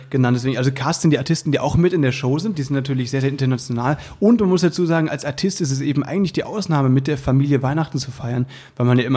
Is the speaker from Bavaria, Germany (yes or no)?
no; Berlin, Germany; Und das ist natürlich meine Heimat.